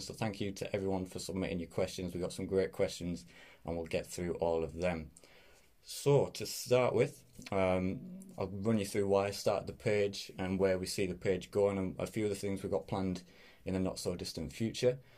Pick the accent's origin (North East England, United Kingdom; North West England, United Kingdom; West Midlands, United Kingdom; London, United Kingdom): North East England, United Kingdom; Middlesbrough; I am from Middlesbrough, which is a little town up in the northeast of England.